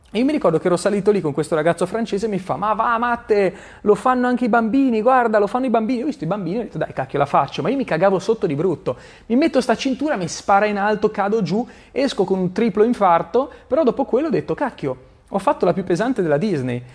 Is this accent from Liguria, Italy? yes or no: yes; Genoa, Liguria, Italy; La prima volta che sono andato nella casa dove mi ero trasferito a Genova avevo tipo dieci anni